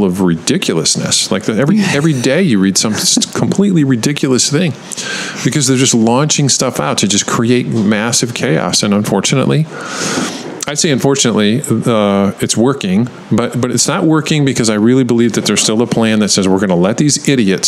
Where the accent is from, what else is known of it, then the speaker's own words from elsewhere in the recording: Michigan, United States; my home state of Michigan